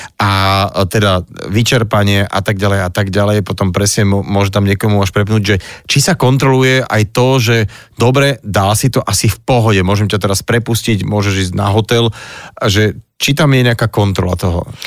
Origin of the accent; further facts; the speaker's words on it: Tlmače, Nitra Region, Slovakia; Ja si pamätám ako tlmačan, že Hron bola jedna živá, dravá, krásna rieka